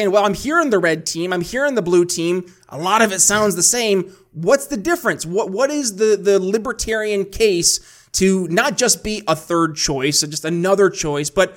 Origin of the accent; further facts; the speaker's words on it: New York, United States; I'm from New York